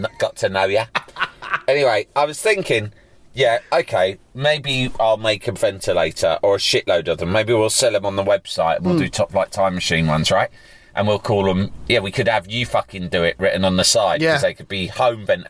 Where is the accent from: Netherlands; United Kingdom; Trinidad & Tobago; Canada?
United Kingdom; England; I'm an Englishman.